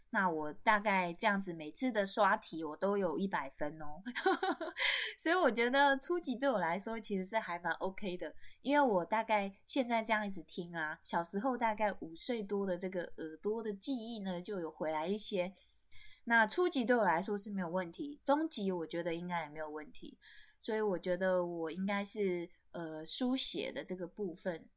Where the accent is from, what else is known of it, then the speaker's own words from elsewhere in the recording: Taiwan; 从小在部落看到这个结婚的习俗